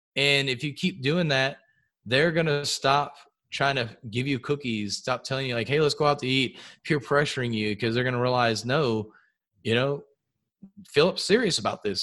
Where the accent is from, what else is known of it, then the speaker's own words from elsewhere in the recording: outside of the Houston area, Texas, United States; we grew up outside of the Houston area